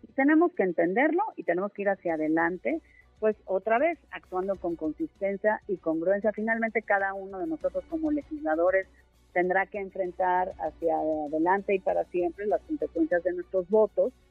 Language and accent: Spanish; Mexico; como mexicanos